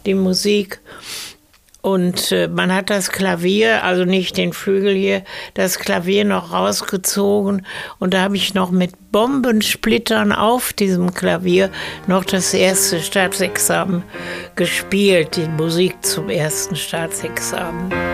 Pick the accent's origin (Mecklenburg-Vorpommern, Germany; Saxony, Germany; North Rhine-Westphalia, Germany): North Rhine-Westphalia, Germany; Essen; also born or lived in Paris; da, wo im Garten jetzt hinten die Garagen sind, da war ein altes Fachwerkbauernhaus. Und da bin ich aufgewachsen